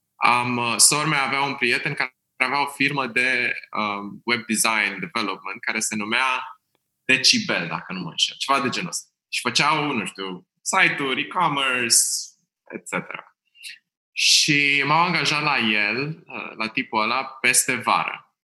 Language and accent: Romanian; Bucharest, Romania; sunt din București, am crescut în Berceni